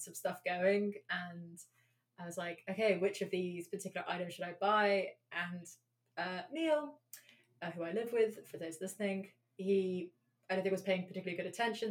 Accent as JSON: {"language": "English", "region": "London", "country": "United Kingdom", "tie": "born or raised there", "said": "I grew up in London"}